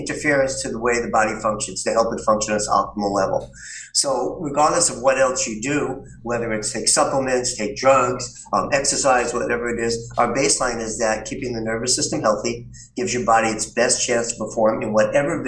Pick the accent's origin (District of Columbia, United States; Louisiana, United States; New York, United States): New York, United States; New York City; I grew up in New York City.